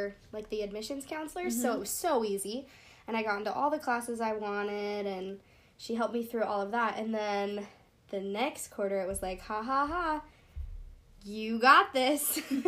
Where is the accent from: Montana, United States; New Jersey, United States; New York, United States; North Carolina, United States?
Montana, United States; I'm from Montana.